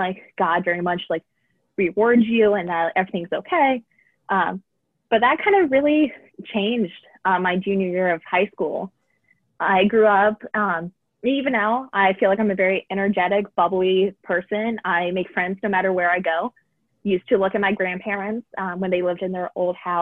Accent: Reynoldsburg, Ohio, United States; I am from Reynoldsburg, Ohio, so just outside of Columbus a little bit

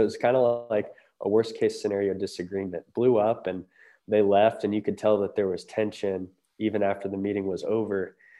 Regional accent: Lancaster, Ohio, United States; home is Southeast Ohio. I grew up in Lancaster for most of my life

